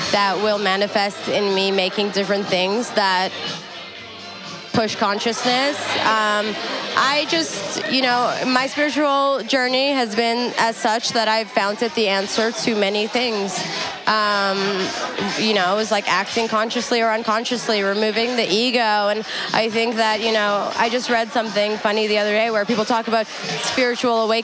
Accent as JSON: {"language": "English", "country": "Afghanistan", "said": "You know, I'm from Afghanistan. Like it's in my blood to want to show up and."}